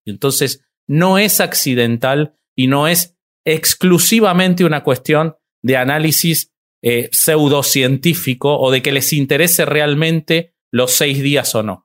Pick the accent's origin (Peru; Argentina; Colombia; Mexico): Argentina; el único pelado con barba argentino voy a ser yo acá